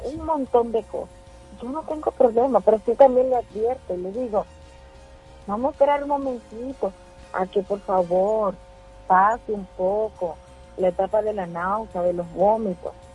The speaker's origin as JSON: {"language": "Spanish", "town": "Mao", "region": "Valverde", "country": "Dominican Republic", "tie": "born or raised there", "said": "Y no viví en la capital. Yo viví en Mao, en mi pueblo"}